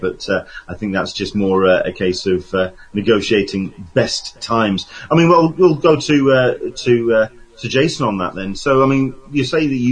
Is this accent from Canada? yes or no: no; England, United Kingdom; I'm English